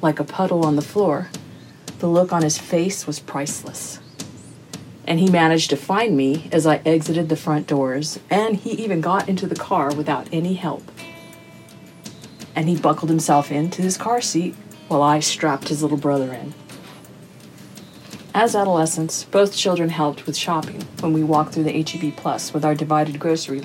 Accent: Texas, United States; We Texans

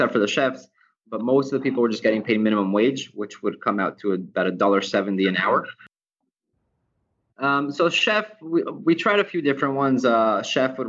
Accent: Israel; also born or lived in United States; now in Ecuador; growing up in Israel, at a very young age, I started working at a bar

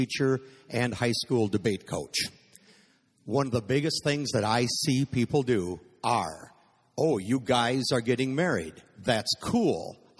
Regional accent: Madison, Wisconsin, United States; I am from Madison and Wisconsin Dells, Wisconsin.

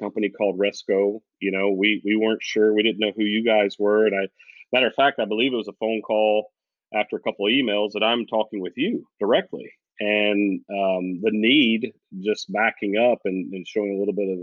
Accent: the South, United States; we're from the South

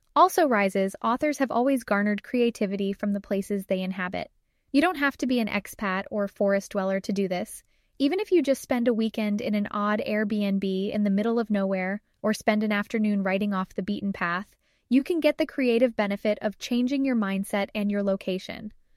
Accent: Arizona, United States; moved away; I made the trek back to middle of nowhere, Arizona

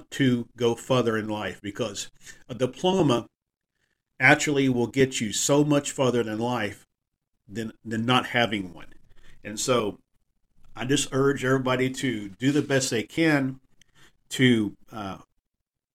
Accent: Texas, United States; with a connection with my home state. Being from Texas

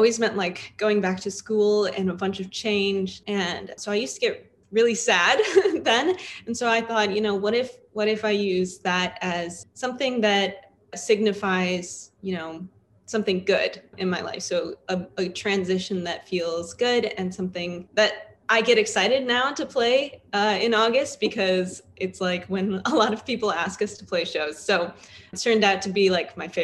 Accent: Canton, Michigan, United States; now in Grand Rapids, United States; from Grand Rapids, Michigan, but I'm originally from the east side. I'm from Canton, Michigan.

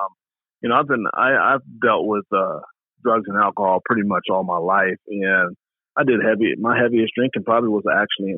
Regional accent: Portland, Oregon, United States; also born or lived in Birmingham, Alabama; now in Alaska, United States; raised in Portland, Oregon

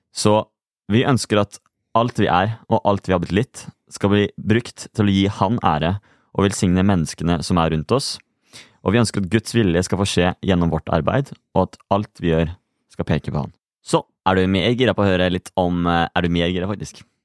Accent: Halden, Østfold, Norway; also born or lived in Asker / Bærum; Jeg er nå fra Halden

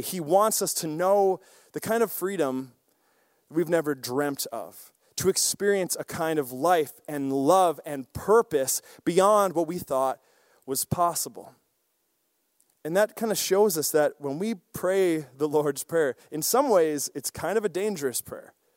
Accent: Osseo, Wisconsin, United States; I grew up in a small town, Osseo, Wisconsin

